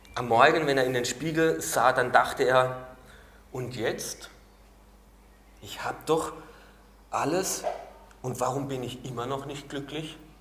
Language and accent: German; Baden-Württemberg, Germany; also born or lived in Carinthia, Austria; now in Austria; ich komme aus Baden-Württemberg, da ist alles hinten mit Le, Stinkerbächle